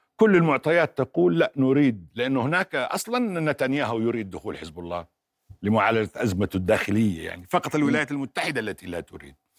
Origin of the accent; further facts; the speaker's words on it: Jordan; أنا كأردني